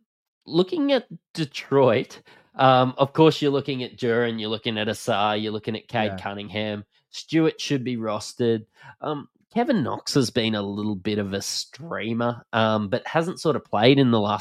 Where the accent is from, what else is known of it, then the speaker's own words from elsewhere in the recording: Australia; accent: Bogan; If you can't tell from our flamboyant Bogan accents, we're Australian